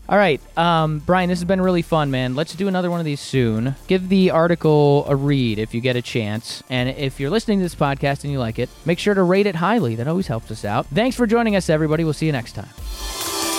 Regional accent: Rhode Island, United States; I grew up in Rhode Island.

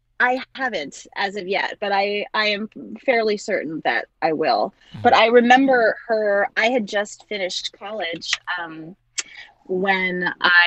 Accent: Long Island, New York, United States; And I grew up on Long Island, and so I would take the train into the city to go to auditions.

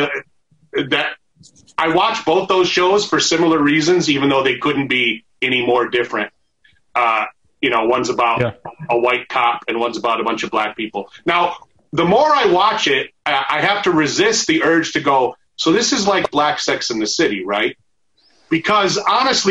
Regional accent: Arizona, United States; also born or lived in Michigan; now in Los Angeles, United States; I fucking grew up in Arizona

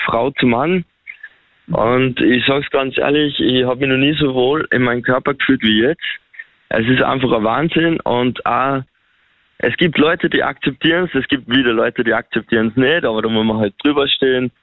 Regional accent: Upper Austria, Austria; ich komme aus Oberösterreich

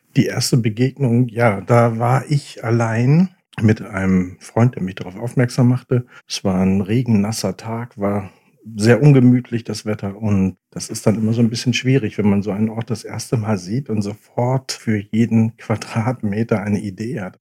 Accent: Oldenburg, Lower Saxony, Germany; moved away; also born or lived in Hamburg; Ich bin in Hamburg geboren, ich bin in Oldenburg aufgewachsen und dann später wieder zurück nach Hamburg

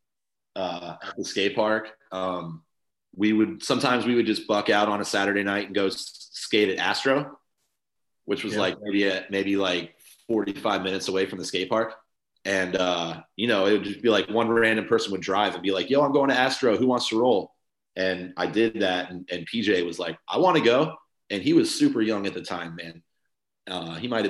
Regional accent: Tampa, Florida, United States; also born or lived in Burlington, Vermont; I've never left the Tampa Bay area since I was maybe 2 years old

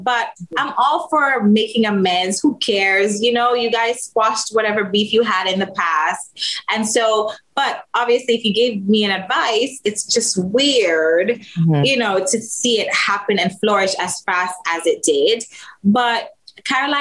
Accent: Jamaica; I'm Jamaican

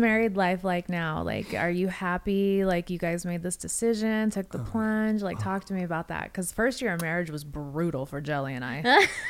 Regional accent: Las Vegas, Nevada, United States; I grew up in Vegas

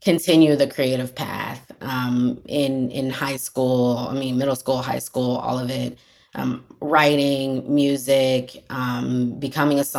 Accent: Tampa, Florida, United States; I grew up in Tampa Bay, Florida

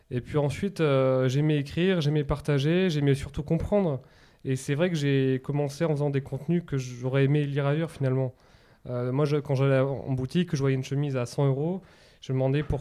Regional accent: Annecy, Auvergne-Rhône-Alpes, France; born there; also born or lived in Basque Country / Tours; moi je suis né à Annecy mais je suis resté que 6 mois. Par contre, ma mère est basque, donc on a beaucoup vécu au Pays Basque, ensuite à Tours.

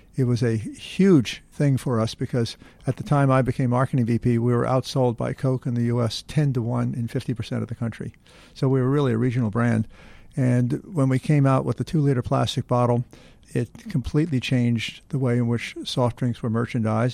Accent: New York City, New York, United States; I was born in New York City

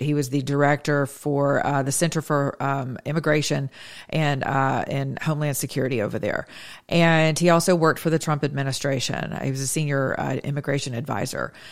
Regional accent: United States; I'm an American

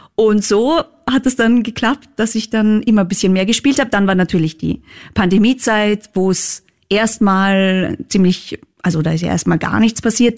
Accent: Völkermarkt, Carinthia, Austria; also born or lived in Klagenfurt; ich bin wirklich in Völkermarkt komplett am Land aufgewachsen

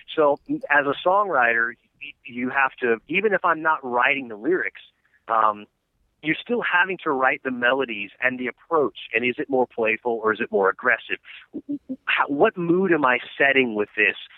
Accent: Atlanta, Georgia, United States; I'm from Atlanta, Georgia

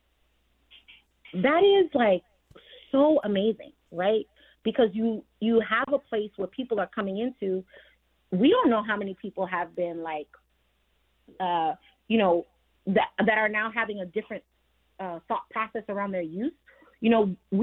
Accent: New York, United States; I'm from New York as well. I come from a first generation Caribbean home.

